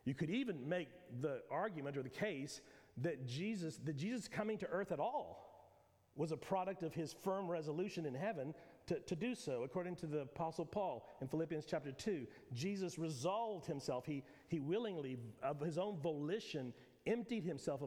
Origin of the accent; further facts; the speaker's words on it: Pasadena, Texas, United States; also born or lived in McAllen, Texas; My whole life I grew up in Pasadena, Texas